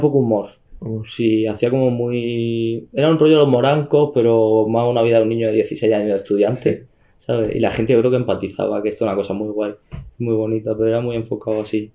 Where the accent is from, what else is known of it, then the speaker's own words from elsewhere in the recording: Almería, Andalusia, Spain; yo soy como de Almería Capital, tengo mi pueblo, pero yo como viví, viví, vivo en Almería Capital